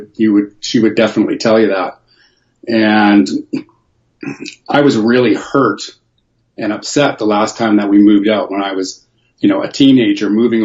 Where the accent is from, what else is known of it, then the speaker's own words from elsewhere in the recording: Toronto, Ontario, Canada; born there; Well, I was born in Toronto, so I was born on the East Coast